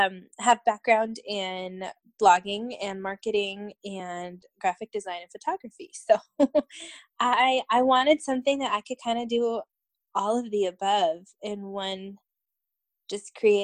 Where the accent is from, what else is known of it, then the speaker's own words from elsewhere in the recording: Colorado, United States; now in Greeley, United States; born and raised in Colorado, mountain girl at heart, met my sweet husband at school in Fort Collins, and we got married right out of college, moved around the country for a couple of years, and then came back.